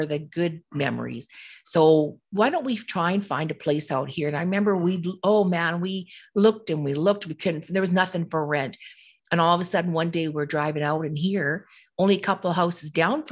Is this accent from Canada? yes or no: yes; Okanagan Lake, British Columbia, Canada; I grew up around Okanagan Lake when I was little.